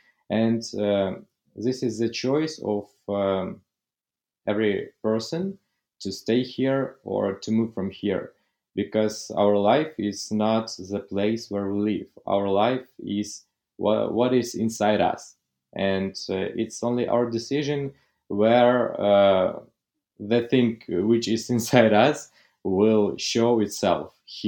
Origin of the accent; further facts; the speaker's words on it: Kryvyi Rih, Dnipropetrovsk Oblast, Ukraine; English is a second language; also born or lived in Kyiv / Vietnam / China; First, I moved from my native city to Kyiv because I was born in Kryvyi Rih city. And after I moved to Kyiv, in some time, I moved to Asia.